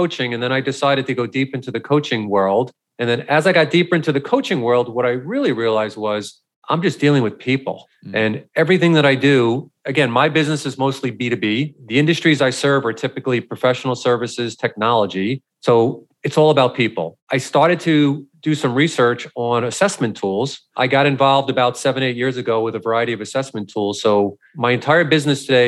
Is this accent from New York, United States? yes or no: yes; New York, United States; I'm from New York.